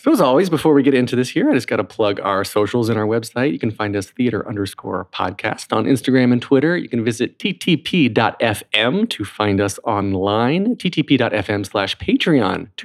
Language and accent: English; Columbus, Georgia, United States; I was born in Columbus, Georgia